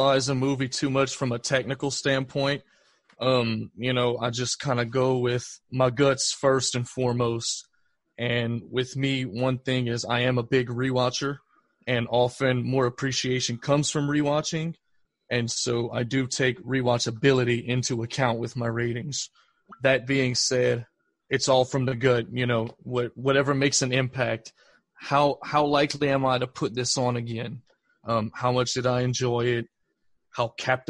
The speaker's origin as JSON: {"language": "English", "town": "Mamou", "region": "Louisiana", "country": "United States", "tie": "born or raised there", "said": "Growing up in Mamu, it just kind of looked like Mamu"}